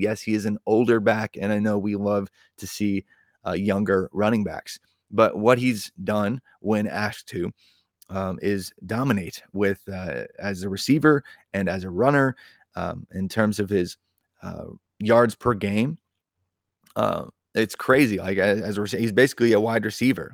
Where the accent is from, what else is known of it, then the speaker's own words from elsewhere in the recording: Indiana, United States; in my home state of indiana